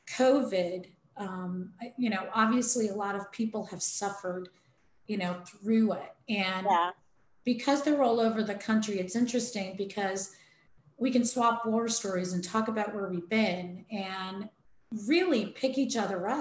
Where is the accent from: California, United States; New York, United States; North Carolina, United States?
New York, United States; New York City; I come from New York City